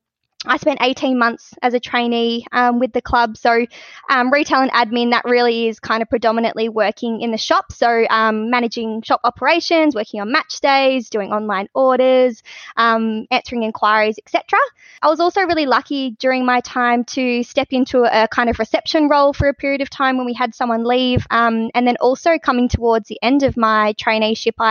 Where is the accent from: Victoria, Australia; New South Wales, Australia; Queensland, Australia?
Victoria, Australia; Pearcedale; my growing up in Piercedale